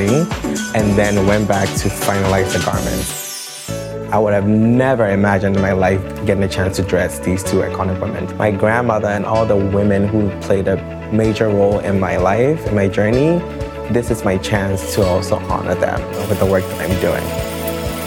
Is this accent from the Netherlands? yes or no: no; Ghana; moved away as an adult; I grew up in Ghana